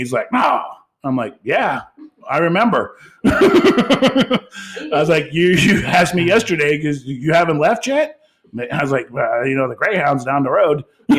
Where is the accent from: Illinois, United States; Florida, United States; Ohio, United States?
Ohio, United States; growing up in Ohio